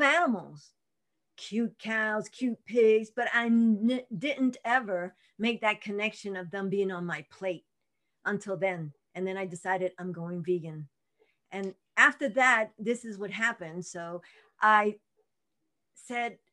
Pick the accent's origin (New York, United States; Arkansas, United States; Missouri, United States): New York, United States; New York City; moved away as an adult; now in Albuquerque, United States; I was born and raised in Brooklyn, and I was going to Brooklyn College